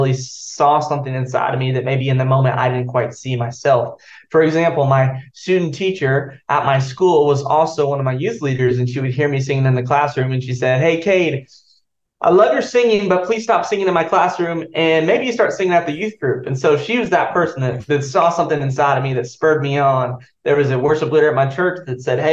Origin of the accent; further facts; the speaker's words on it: Joplin, Missouri, United States; now in Franklin, United States; I'm from Joplin, Missouri. Originally, I was born there and my mom was in ministry growing up